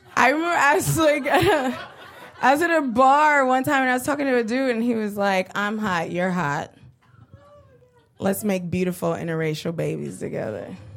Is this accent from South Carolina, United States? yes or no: no; New York, United States; I'm from Brooklyn. I was born and raised in Brooklyn. I grew up in a neighborhood called East New York.